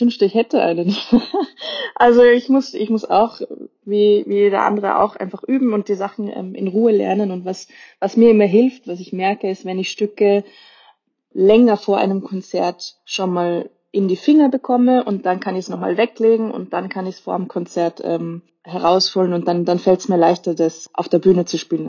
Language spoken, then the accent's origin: German; Austria; als Österreicherin